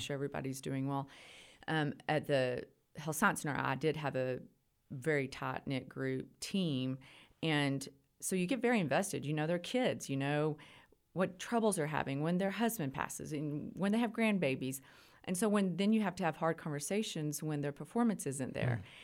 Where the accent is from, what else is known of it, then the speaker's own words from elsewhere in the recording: Idalou, Texas, United States; I grew up locally. I'm from Idaloo